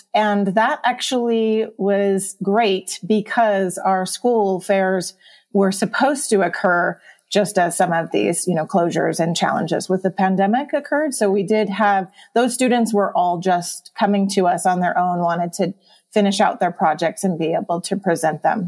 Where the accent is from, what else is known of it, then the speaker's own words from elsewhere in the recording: Huntington Beach, California, United States; moved away as an adult; now in Mammoth Lakes, United States; I grew up in Southern California, in the Orange County area, in Huntington Beach